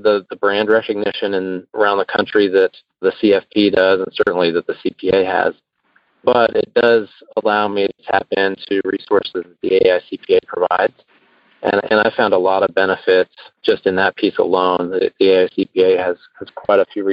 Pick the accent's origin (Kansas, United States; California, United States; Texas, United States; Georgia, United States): Texas, United States; Houston; moved away as an adult; also born or lived in Chicago; I moved from Chicago to Houston. And while I had grown up in the area